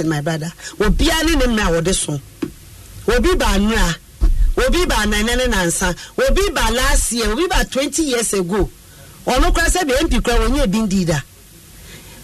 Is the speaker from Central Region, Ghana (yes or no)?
yes; Central Region, Ghana; I'm from the Central Region